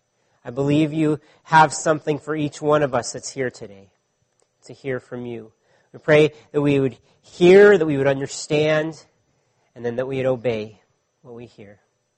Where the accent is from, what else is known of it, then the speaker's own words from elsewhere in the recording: California, United States; now in Ottawa, Canada; I grew up when I was a child in California, and I still have many friends and family that live there.